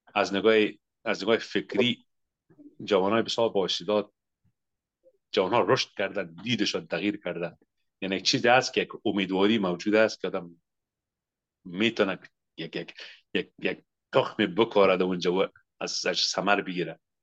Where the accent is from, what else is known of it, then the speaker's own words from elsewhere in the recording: Afghanistan; moved away as an adult; also born or lived in Pakistan; now in Canada; 30 سال پیش که ما از افغانستان آمدیم